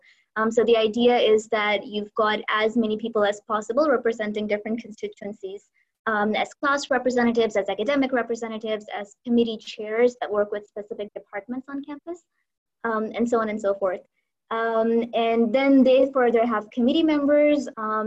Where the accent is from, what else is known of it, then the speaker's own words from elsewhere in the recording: Lahore, Punjab, Pakistan; moved away as an adult; now in Abu Dhabi, United Arab Emirates; I'm from Lahore in Pakistan. That's where I have lived for most of my life